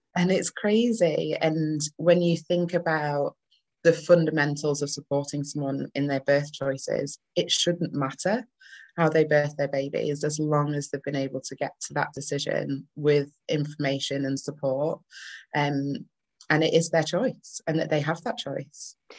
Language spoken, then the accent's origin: English; Manchester, North West England, United Kingdom; accent: northern; also born or lived in Leeds; now in Bradford, United Kingdom; I am a northern bird. I'm originally from Manchester, um, but I live and do majority of my work around Bradford and Leeds